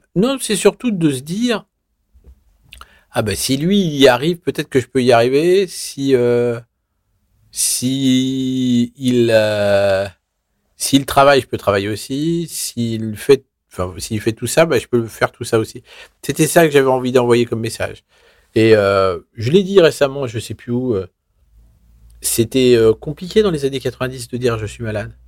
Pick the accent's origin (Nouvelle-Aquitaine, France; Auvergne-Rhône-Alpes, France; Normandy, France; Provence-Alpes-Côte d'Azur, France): Auvergne-Rhône-Alpes, France; Vichy; je suis né à Vichy dans l'Allier